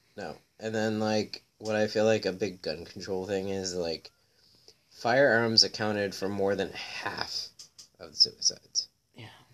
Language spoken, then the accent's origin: English; Florida, United States; now in Chicago, United States; I'm from Florida